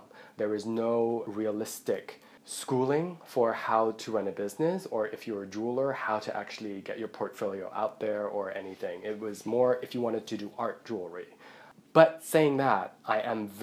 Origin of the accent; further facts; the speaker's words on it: Hong Kong; moved away; also born or lived in Buckinghamshire, England; I'm from Hong Kong